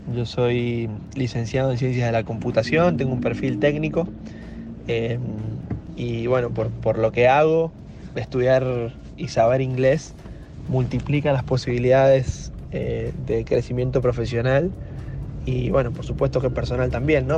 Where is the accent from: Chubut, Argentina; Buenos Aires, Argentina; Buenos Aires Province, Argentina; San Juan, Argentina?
San Juan, Argentina; Yo vivo en San Juan, soy sanjuanino.